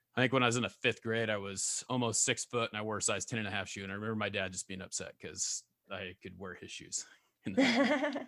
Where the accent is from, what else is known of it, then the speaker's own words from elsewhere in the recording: California, United States; also born or lived in Oregon; now in Idaho, United States; I grew up, I was born in, uh, Solid Edge, California